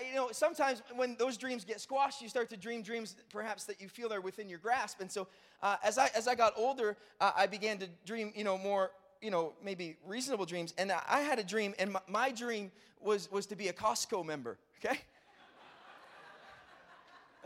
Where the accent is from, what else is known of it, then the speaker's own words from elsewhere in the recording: Brockville, Ontario, Canada; I grew up in Brockville, Ontario.